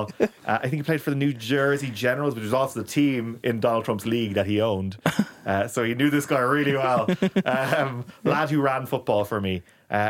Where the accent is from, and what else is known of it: Ireland